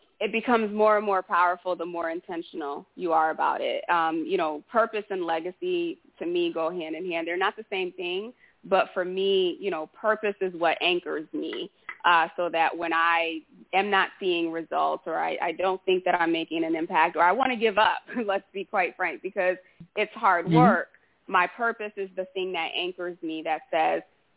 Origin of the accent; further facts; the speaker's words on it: Haiti; moved away; I was born in Haiti